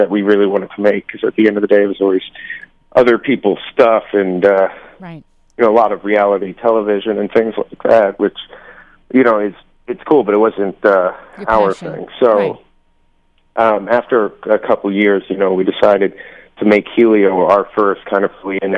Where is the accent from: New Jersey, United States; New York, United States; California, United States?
New York, United States; now in Los Angeles, United States; we're all from New York